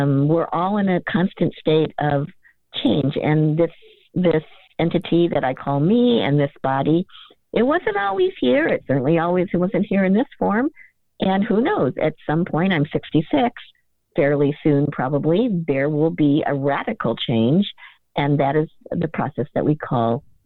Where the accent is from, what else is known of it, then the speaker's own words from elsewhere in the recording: Akron, Ohio, United States; also born or lived in Cleveland, Ohio; I grew up in Ohio. I was born in Cleveland. I grew up near Akron in a very working class environment.